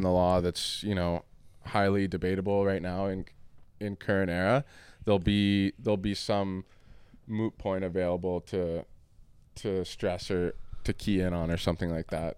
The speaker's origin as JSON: {"language": "English", "country": "Canada", "also_born_or_lived": "Windsor, Ontario", "said": "I'm Canadian. I live here in Windsor"}